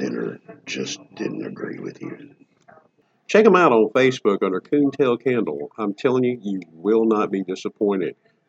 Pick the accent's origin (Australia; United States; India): United States; the South; I'm from the South.